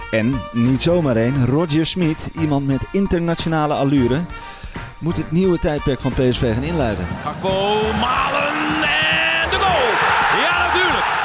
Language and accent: Dutch; Haarlem, North Holland, Netherlands; now in Eindhoven, Netherlands; Ik kom uit Haarlem, ben daar geboren. Eh, inmiddels woon ik in Eindhoven.